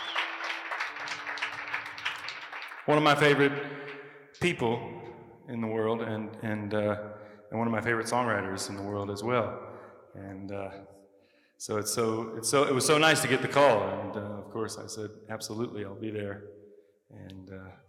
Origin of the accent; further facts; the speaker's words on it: Longmont, Colorado, United States; I'm a long Tuckian. Tried and true.